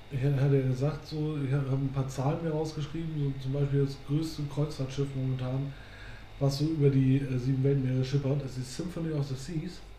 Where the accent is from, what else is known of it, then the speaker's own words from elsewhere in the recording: Germany; mein Heimatort halt direkt an der Elbe liegt und auch in der ja, Einfahrt zum Hamburger Hafen, also mhm. ein Stück davor.